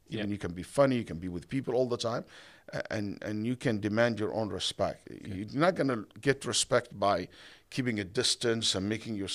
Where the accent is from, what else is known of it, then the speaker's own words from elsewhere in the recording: Saudi Arabia; English is a second language; moved away as an adult; also born or lived in Egypt; now in United States; I was born in Egypt, raised in Saudi Arabia, all my life in the Middle Eastern countries. When I went to America, I barely can speak English.